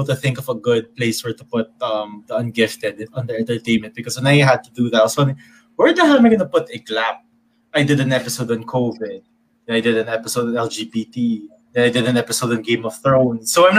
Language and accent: English; the South, United States; and I'm from the South, so I don't really get the whole the experiences and things like that.